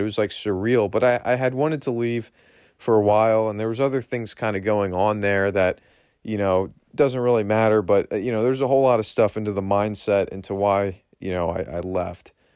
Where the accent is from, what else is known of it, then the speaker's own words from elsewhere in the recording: Berks County, Pennsylvania, United States; I was born and raised here in Berks County, Pennsylvania